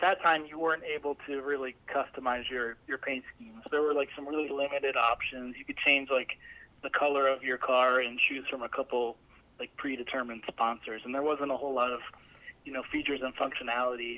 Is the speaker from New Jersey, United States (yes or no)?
no; Allentown, Pennsylvania, United States; I'm from uh, Allentown, Pennsylvania